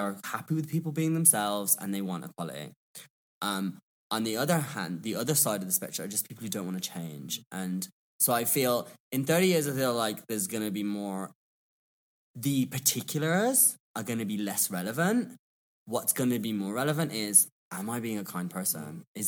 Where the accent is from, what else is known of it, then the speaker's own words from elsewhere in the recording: England, United Kingdom; but I'm English. I can make words up.